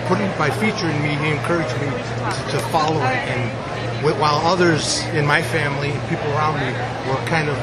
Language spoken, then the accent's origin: English; Chicago, Illinois, United States; I'm 38 years old. I'm from Chicago, Illinois.